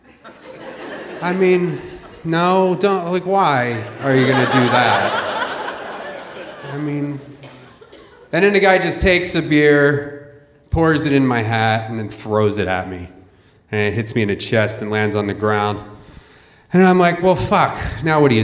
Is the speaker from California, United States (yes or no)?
no; Philadelphia, Pennsylvania, United States; I grew up in Philadelphia